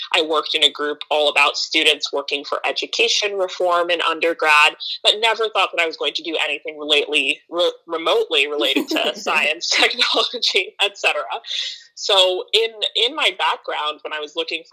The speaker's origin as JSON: {"language": "English", "region": "Maryland", "country": "United States", "tie": "born or raised there", "also_born_or_lived": "Philadelphia / New York / Princeton / Ghana (ancestry)", "moved": "yes", "lives_now": "Oakland, United States", "said": "I grew up on the East Coast in Maryland, but I live in Oakland, California now"}